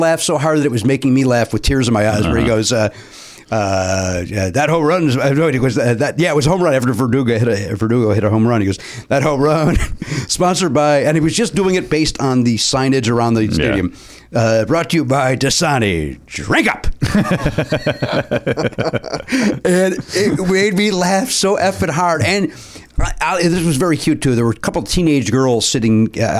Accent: Chicago, Illinois, United States; now in Los Angeles, United States; as a Los Angelian, mm-hmm. I am a Chicagoan first.

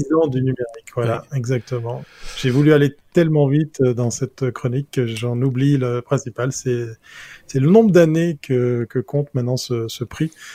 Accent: German-speaking Switzerland, Switzerland; je suis suisse allemand

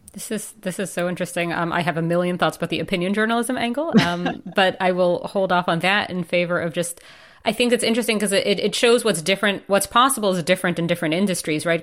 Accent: New York, United States; moved away; as a New Yorker

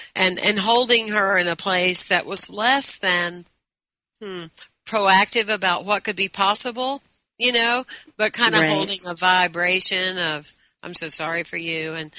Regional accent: the South, United States; I told you I was bilingual. You truly are, but I'm English and Southern.

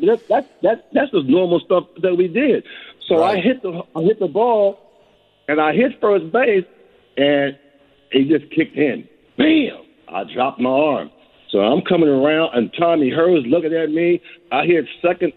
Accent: Philadelphia, Pennsylvania, United States; I'm from Philadelphia

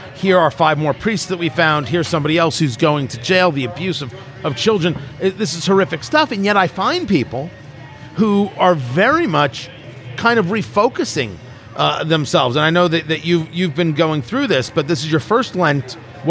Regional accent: New Jersey, United States; You know, I grew up Jewish. I am Jewish. And I grew up in Jersey, and it's not like it was just a sea of Hebrews, right?

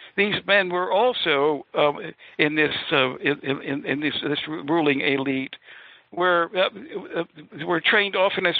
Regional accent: Maryland, United States; my roots are not in New England so much. I was born and raised in the Chesapeake area, mainly in the what is now the state of Maryland.

